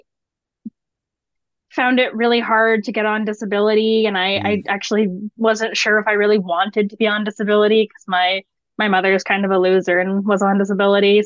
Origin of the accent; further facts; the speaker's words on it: Toronto, Ontario, Canada; moved away as an adult; now in Kingston, Canada; So I'm actually from Scarborough, which is now Toronto. But I went to Lester B. Pearson High School there.